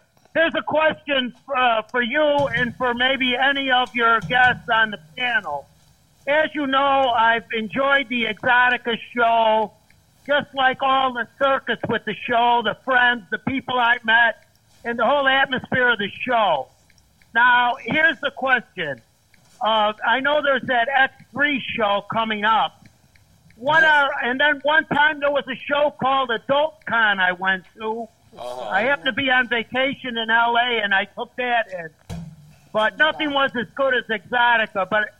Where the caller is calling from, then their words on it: Chicago, Illinois, United States; Oh, good evening, James. You might know me. I'm … from Chicago.